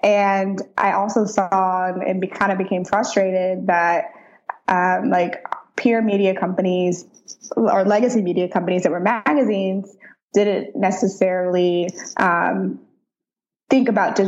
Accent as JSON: {"language": "English", "town": "St. Louis", "region": "Missouri", "country": "United States", "tie": "born or raised there", "said": "Mm-hmm. Yep. I'm from St. Louis."}